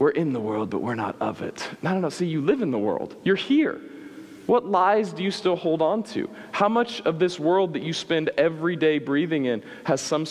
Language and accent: English; Midwest, United States; I grew up in the Midwest